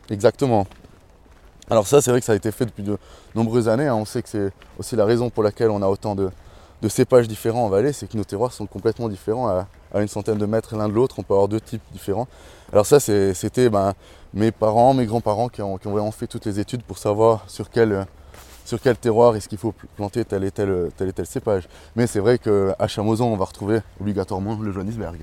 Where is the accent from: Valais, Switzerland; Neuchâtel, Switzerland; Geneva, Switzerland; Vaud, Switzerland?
Valais, Switzerland; also born or lived in Chandolin, Val d'Anniviers (family origins); j'ai grandi à Daval ici